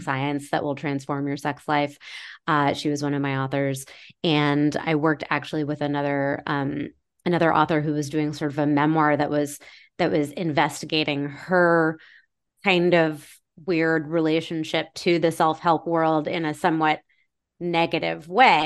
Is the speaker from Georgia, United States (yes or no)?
no; Maine, United States; I grew up in Maine